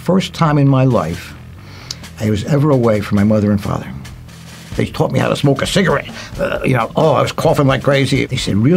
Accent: Philadelphia, Pennsylvania, United States; I grew up in Philadelphia in a Jewish neighborhood

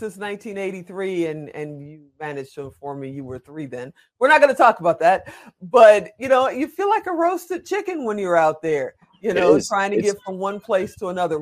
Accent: Chicago, Illinois, United States; now in Las Vegas, United States; I'm from Chicago, and you know I live in Las Vegas

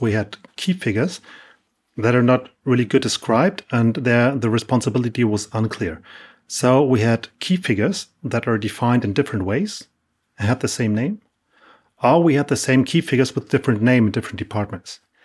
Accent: Hamburg, Germany; I'm from Hamburg, Germany

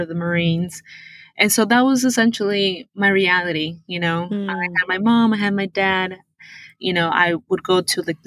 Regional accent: Sarasota, Florida, United States; English is a second language; moved away as an adult; also born or lived in Lima, Peru; now in Chicago, United States; I was born in Lima, Peru, and my family decided to immigrate to Sarasota, Florida when I was 9. And I grew up from 9 to 18 in Sarasota.

